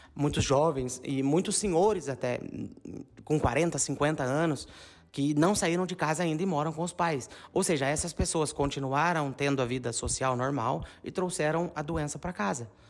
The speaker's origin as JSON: {"language": "Portuguese", "town": "São João da Boa Vista", "region": "São Paulo", "country": "Brazil", "moved": "as an adult", "lives_now": "Bagnolo Cremasco, Italy", "said": "como nós somos de São João, a gente tem muitos amigos na nossa rede de contatos de São João"}